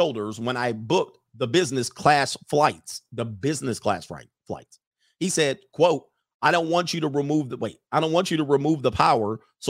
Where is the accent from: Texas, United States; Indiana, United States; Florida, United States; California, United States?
California, United States; San Francisco; I met one who lived in my hometown of San Francisco.